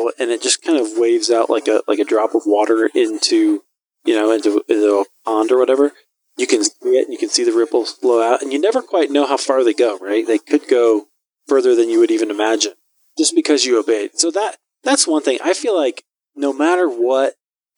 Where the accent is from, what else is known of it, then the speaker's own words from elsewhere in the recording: Iowa, United States; I'm from Iowa